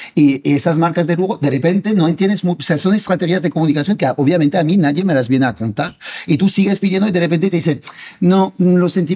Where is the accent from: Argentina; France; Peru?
France; Spanish is a second language; moved away as an adult; now in Spain; siendo francés y viviendo en España